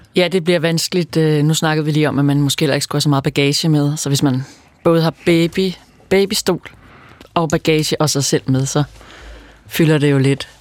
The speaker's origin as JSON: {"language": "Danish", "area": "outside Roskilde", "region": "Zealand", "country": "Denmark", "tie": "born or raised there", "said": "jeg er vokset op uden for Roskilde, og Roskilde Festivalen var en stor del af min barndom"}